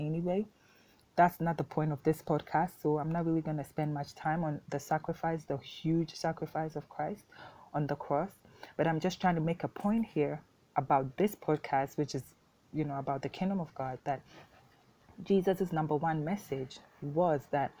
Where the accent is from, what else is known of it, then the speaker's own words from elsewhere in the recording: Ghana; first language Twi; English is a second language; my native tongue of Twi here in Ghana